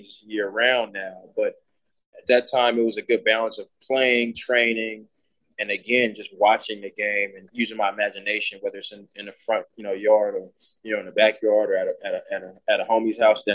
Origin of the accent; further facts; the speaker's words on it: Houston, Texas, United States; Growing up in Houston, watching the Rockets play